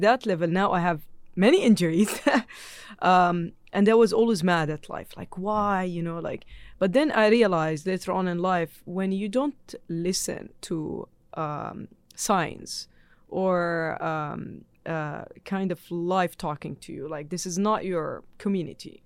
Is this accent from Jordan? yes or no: yes; Jordan; moved away; I'm born in Jordan, I'm Jordanian